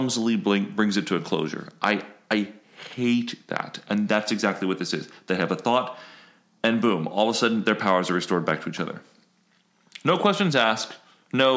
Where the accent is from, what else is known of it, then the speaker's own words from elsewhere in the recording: Florida, United States; I grew up in Florida